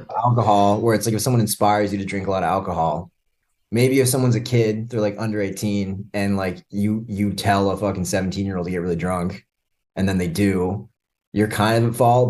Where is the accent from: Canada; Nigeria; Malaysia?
Canada; also born or lived in Burlington; now in Miami, United States; I'm Canadian.